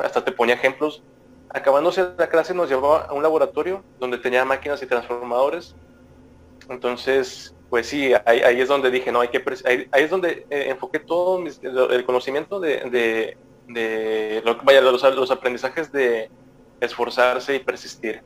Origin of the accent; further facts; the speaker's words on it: Monterrey, Nuevo León, Mexico; siendo regio y mexicano